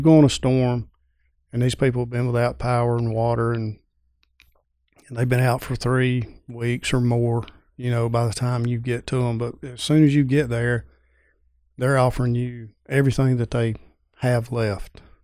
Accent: Pendergrass, Georgia, United States; Pendergrass, Georgia

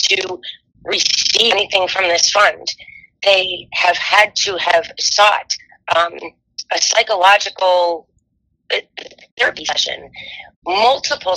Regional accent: Orion, Michigan, United States; We grew up in Orion, right next door

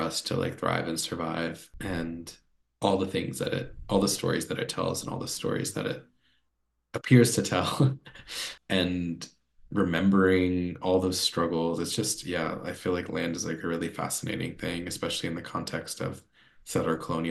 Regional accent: North Carolina, United States; I grew up in North Carolina and I love living in North Carolina

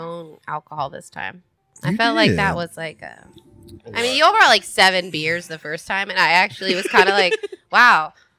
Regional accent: Eastern Shore, Maryland, United States; accent: Eastern Shore; now in Nashville, United States; my Eastern Shore accent.

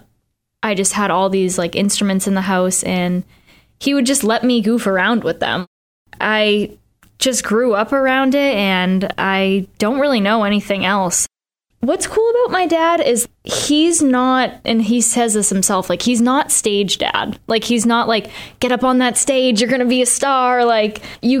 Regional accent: Boston, Massachusetts, United States; I'm not from the South. Like I'm from Boston

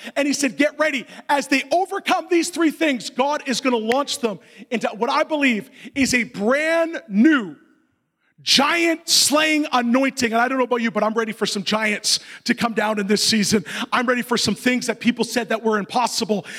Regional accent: Canada; I'm not a Canadian Christian.

